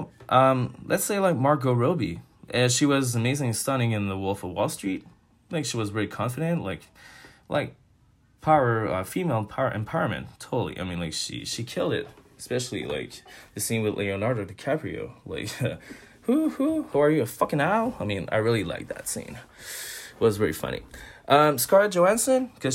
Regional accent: Montreal, Quebec, Canada; I'm from Montreal

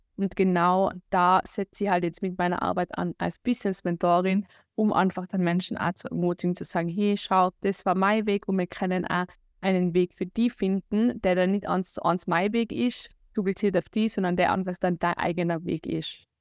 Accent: Austria; accent: Austrian; komme aus Österreich, wie man unschwer überhören kann an meinem Dialekt

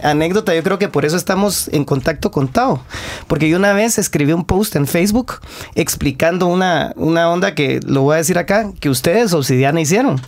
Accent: Guatemala; somos hipersensibles los guatemaltecos

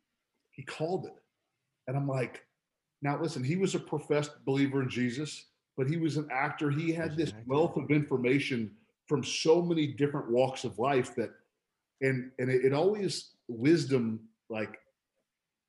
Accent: Palm Beach Gardens, Florida, United States; my hometown is Palm Beach Gardens

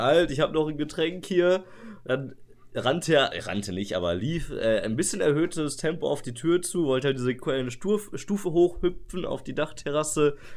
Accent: Sauerland, North Rhine-Westphalia, Germany; bei uns im Sauerland äh, in, einer, in, einer, kleinen Stadt

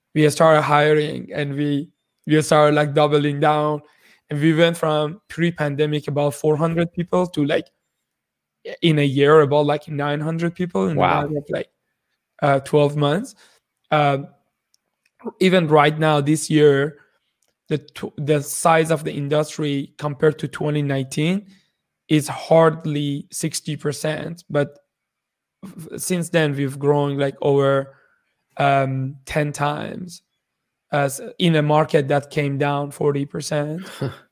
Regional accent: Iran; moved away as an adult; also born or lived in Shiraz, Iran; now in Kitchener-Waterloo, Canada; I, I was born in Iran 33 years ago.

